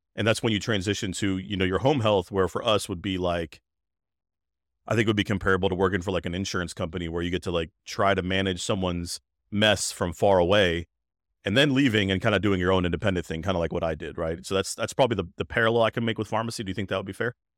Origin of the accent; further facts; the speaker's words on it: Greensboro, North Carolina, United States; I was b-, born and raised right there